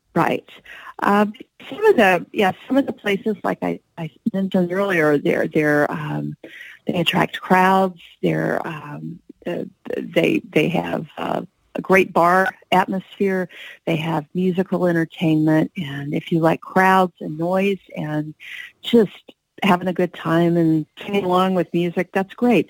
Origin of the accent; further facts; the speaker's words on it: Tennessee, United States; moved away; my home state of Tennessee